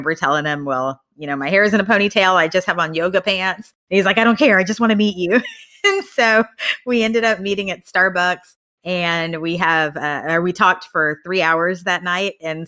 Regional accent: Tennessee, United States; moved away as an adult; now in Austin, United States; I grew up in Tennessee.

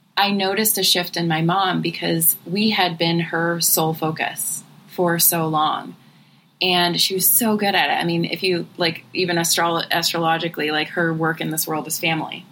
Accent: Cleveland, Ohio, United States; born or raised there; now in Southern California, United States

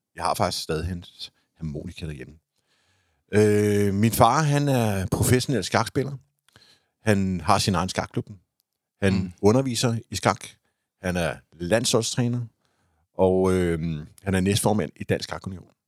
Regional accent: Copenhagen, Capital Region of Denmark, Denmark; født og opvokset på Vestammer

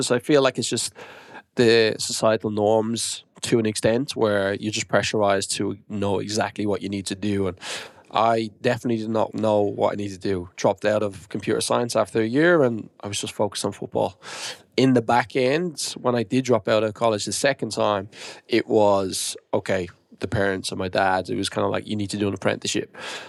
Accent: Australia; born there; also born or lived in New Zealand; That's funny. Do you know what? I was born in Australia. I lived in Australia/New Zealand for 5-6 years in my 20s.

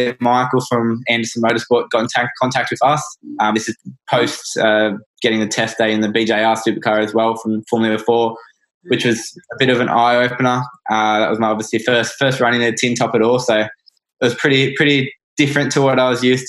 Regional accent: Australia; as Australian kids

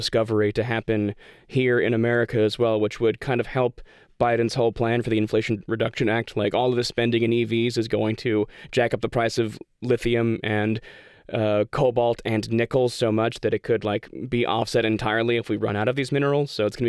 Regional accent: Western Australia, Australia; We're from Western Australia, which is never been the cool part of Australia until right now.

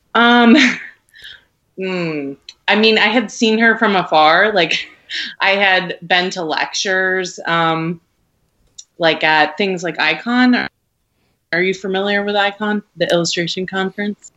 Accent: Rhode Island, United States; now in Brooklyn, United States; I grew up in Rhode Island. It's very small, mm-hmm. and I grew up in a tiny, tiny suburb in Rhode Island

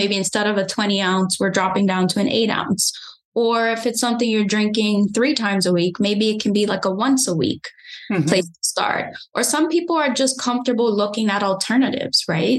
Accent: Bermuda; moved away; I'm originally from Bermuda, so I'm an island girl

